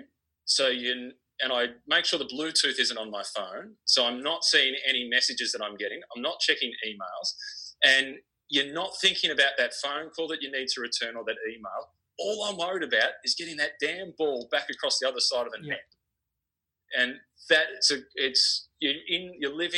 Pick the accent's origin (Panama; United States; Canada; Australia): Australia; moved away as an adult; also born or lived in France; the Aussie on this French team